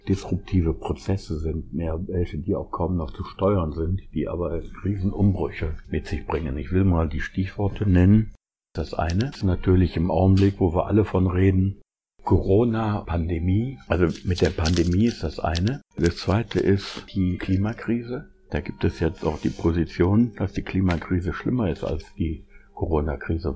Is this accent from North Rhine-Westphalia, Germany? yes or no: yes; Essen, North Rhine-Westphalia, Germany; ich komme aus Essen